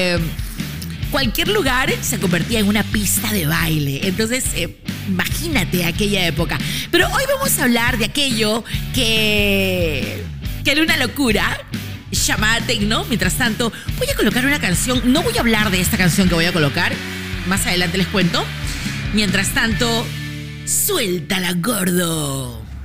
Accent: Peru; soy una locutora peruana feliz

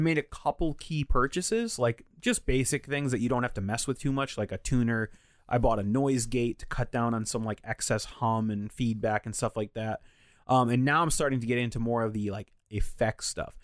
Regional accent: Connecticut, United States; growing up in Connecticut

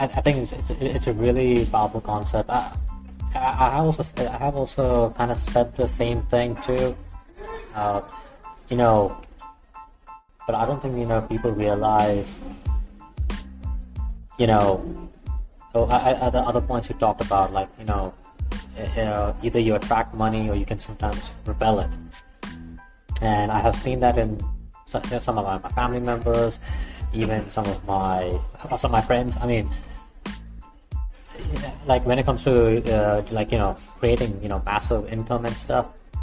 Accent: United States; I come from the States side

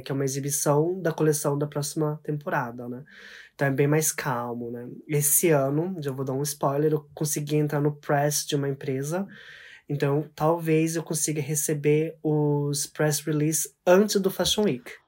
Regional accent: Mie, Japan; also born or lived in Brazil; now in Tokyo, Japan; onde eu cresci, que é Mieken, que é uma cidade um pouquinho mais pro meio do Japão

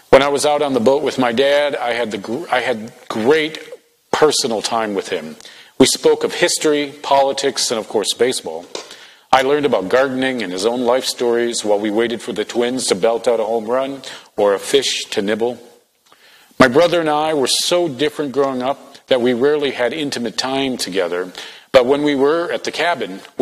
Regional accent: Minnesota, United States; when I came to the United States, I grew up in Minnesota

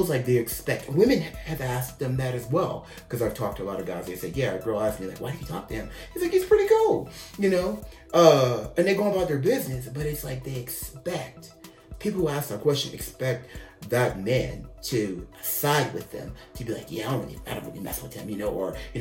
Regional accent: United States; I'm the American bi guy

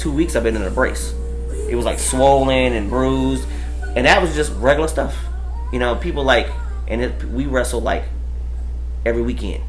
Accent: Amarillo, Texas, United States; now in Dallas, United States; I'm from like I said Amarillo

